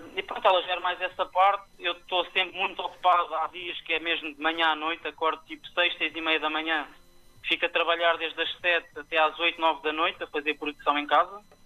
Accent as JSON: {"language": "Portuguese", "town": "Tomar", "region": "Centro", "country": "Portugal", "tie": "born or raised there", "moved": "as an adult", "lives_now": "Lisbon, Portugal", "said": "nasci em Tomar, pronto, já estou em Lisboa há praticamente 10, 11 anos"}